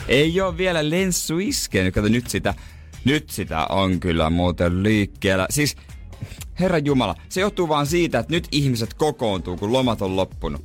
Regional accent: Ostrobothnia, Finland

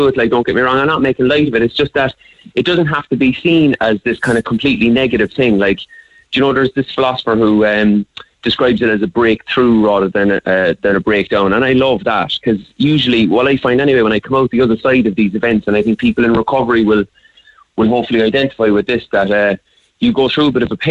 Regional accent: Cork, Munster, Ireland; we were growing up in Cork

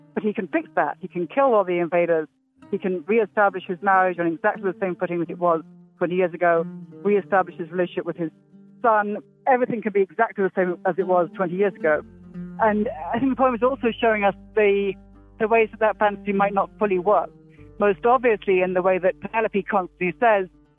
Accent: Oxford, South East England, United Kingdom; moved away as an adult; now in Philadelphia, United States; I grew up in Oxford, England

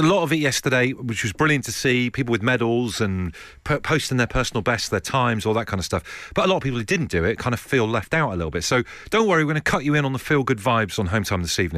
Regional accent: Devon, South West England, United Kingdom; I'm from Devon

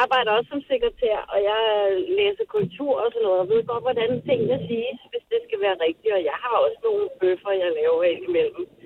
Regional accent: Gentofte, Capital Region of Denmark, Denmark; now in Frederiksberg, Denmark; jeg er rigtig københavner, vokset op i Gentofte og bor på Frederiksberg i hele mit voksenliv

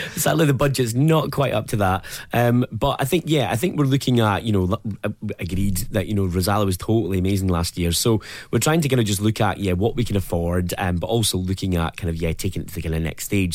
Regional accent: Dundee, Scotland, United Kingdom; I'm from Dundee, and I think growing up, I never thought we would have a Pride in Dundee

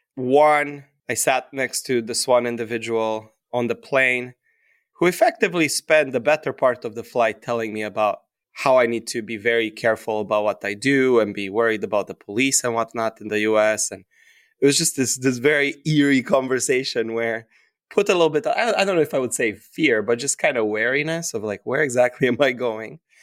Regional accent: Romania; moved away as an adult; now in New York City, United States; when I was growing up in Romania, my parents opened up an L L C when I was in fifth grade

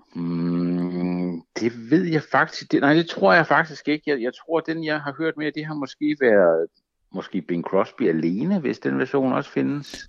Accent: Funen, Southern Denmark, Denmark; moved away; also born or lived in Zealand; jeg var fra Fyn oprindeligt

